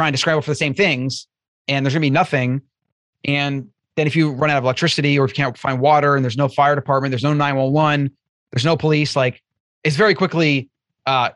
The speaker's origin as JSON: {"language": "English", "region": "Florida", "country": "United States", "tie": "born or raised there", "said": "I grew up in Florida"}